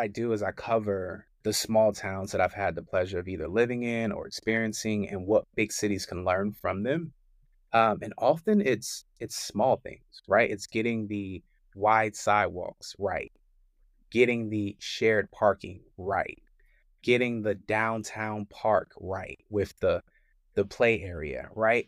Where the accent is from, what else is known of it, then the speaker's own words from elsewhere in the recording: Richmond, Virginia, United States; moved away as an adult; also born or lived in Charlotte, North Carolina; I'm from Richmond, Virginia